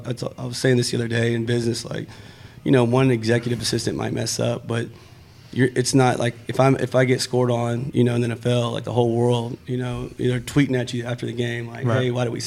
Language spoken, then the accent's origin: English; Brownwood, Texas, United States; Brownwood, Texas.